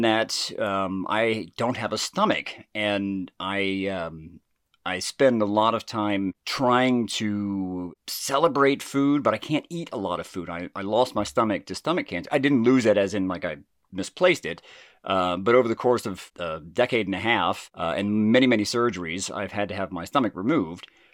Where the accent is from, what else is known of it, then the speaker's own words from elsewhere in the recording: Jasper, Georgia, United States; accent: southern; my family owned and operated the Woodbridge Inn, which is in, uh, downtown Jasper, Georgia